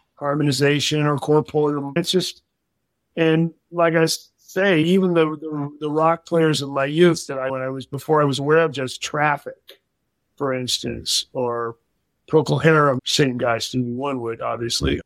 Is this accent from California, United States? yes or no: no; Springfield, Massachusetts, United States; I was born in Springfield, Massachusetts